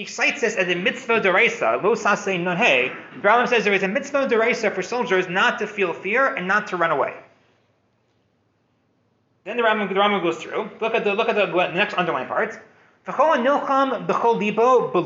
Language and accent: English; United States; moved away; I'm an American guy. I didn't grow up with stories of gevura, with wars, with things like this.